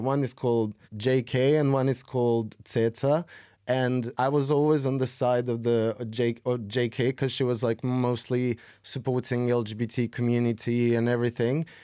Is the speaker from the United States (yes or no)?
no; Serbia; I've been making music since I was fifteen, sixteen in my hometown in Serbia